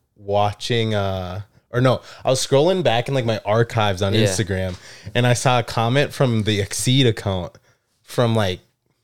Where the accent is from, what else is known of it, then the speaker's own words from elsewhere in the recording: Minnesota, United States; moved away as an adult; now in Arizona, United States; From Minnesota.